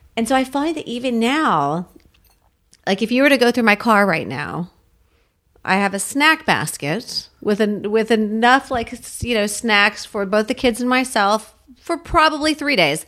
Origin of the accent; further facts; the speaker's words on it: United States; I grew up seven miles outside of Washington, D C